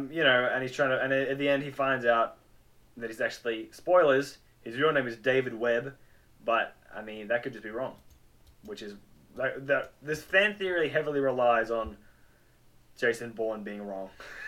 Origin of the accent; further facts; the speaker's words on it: Adelaide, South Australia, Australia; Well, I'm an Adelaide boy.